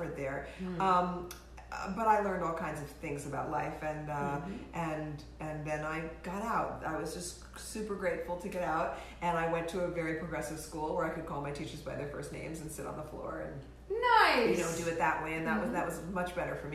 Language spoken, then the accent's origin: English; New York City, New York, United States; I grew up in New York City on 74th Street